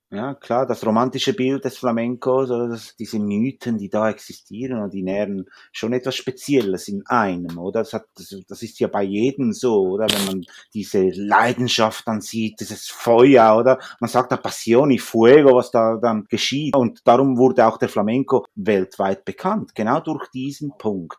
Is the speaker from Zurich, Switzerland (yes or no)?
yes; Zürich, Switzerland; also born or lived in Huelva, Spain; ich bin eigentlich in Zürich eigentlich geboren